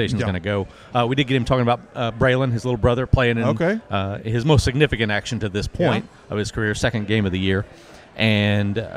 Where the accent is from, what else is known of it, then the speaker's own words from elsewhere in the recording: Yukon, Oklahoma, United States; I grew up in Yukon, obviously a few miles down the road from State Fair Park